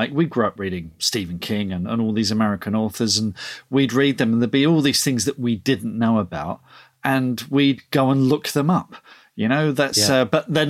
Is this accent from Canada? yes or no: no; Ireland; don't start giving me one star reviews because I use S's instead of Z's because I'm Irish. You know, this is how I write, kind of thing.